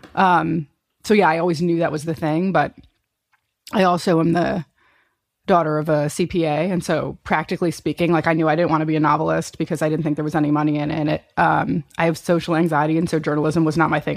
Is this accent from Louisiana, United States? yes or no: no; Chicago, Illinois, United States; growing up in Chicago